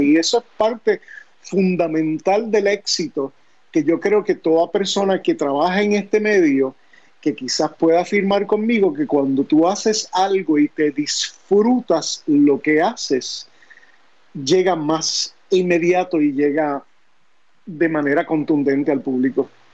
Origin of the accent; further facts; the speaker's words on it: Añasco, Puerto Rico; also born or lived in New York; Yo nací en Nueva York, eh, pero desde muy niño me fui para Añasco, Puerto Rico. Eh, y ahí pues básicamente me crié en Añasco